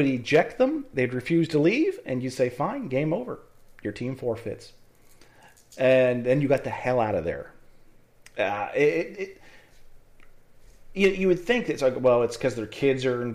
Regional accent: Pennsylvania, United States; we're both from Pennsylvania.

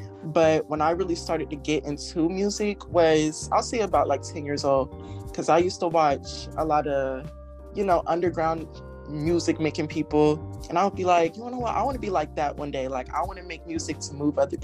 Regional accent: Space Coast, Florida, United States; I am from Space Coast, Florida, and I am a young rapper.

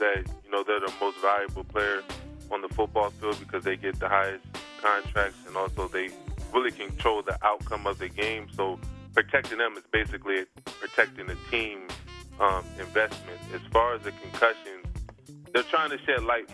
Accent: Delaware, United States; accent: Delaware; my Delaware accent.

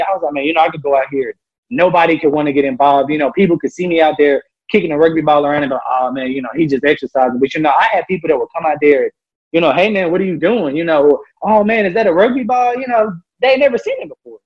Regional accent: Memphis, Tennessee, United States; moved away; I'm from Memphis, Tennessee

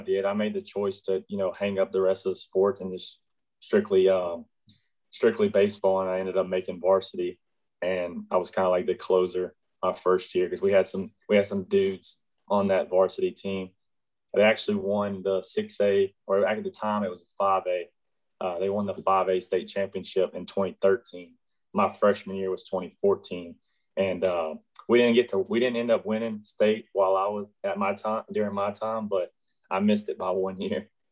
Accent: Shepherd, Texas, United States; I grew up in a, a, little small town north of Houston called Shepherd, Texas

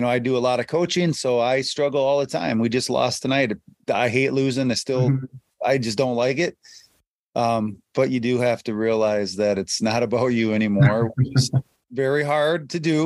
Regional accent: Durand, Wisconsin, United States; I grew up in Durand, Wisconsin

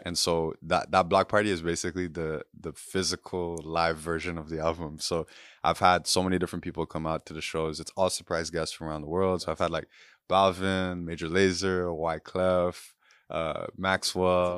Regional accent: Port-au-Prince, Ouest, Haiti; also born or lived in Guyana; I'm from Puerto Prince, Haiti and grew up there, but my mom's Guyanese

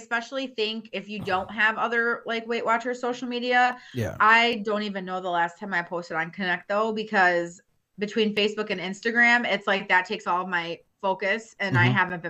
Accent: Chicago, Illinois, United States; born or raised there

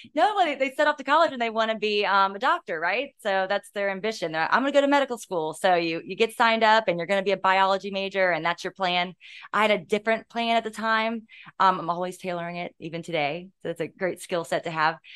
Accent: Virginia Beach, Virginia, United States; I grew up here. I went to Bayside Elementary School

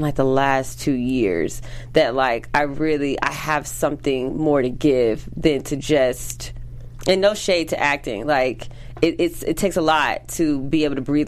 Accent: St. Petersburg, Florida, United States; moved away as an adult; now in Los Angeles, United States; St. Pete, Florida

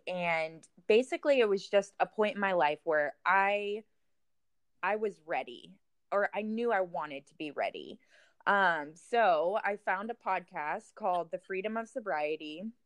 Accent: Florida, United States; moved away as an adult; now in Texas, United States; I was in Florida at the time

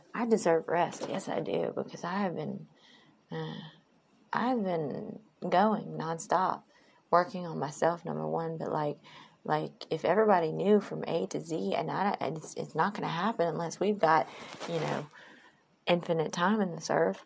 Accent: Mississippi, United States; moved away as an adult; also born or lived in Jeddah, Saudi Arabia; I'm from Mississippi

